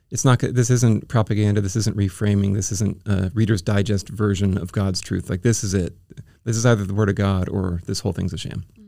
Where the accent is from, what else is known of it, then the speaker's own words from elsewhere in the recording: Bay Area, California, United States; moved away as an adult; also born or lived in Oregon / Iowa; now in San Diego, United States; I was, um, born in Southern California, and then when I was ten, we moved up to the Bay Area